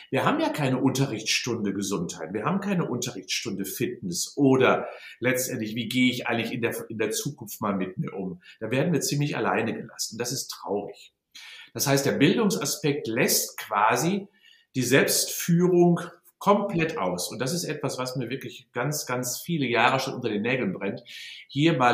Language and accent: German; Unna, North Rhine-Westphalia, Germany; born there; Ah ja, ich bin in Unna geboren, also gar nicht so weit entfernt vom Sauerland, und zwar im Jahr 1957, werde also jetzt 64 im März.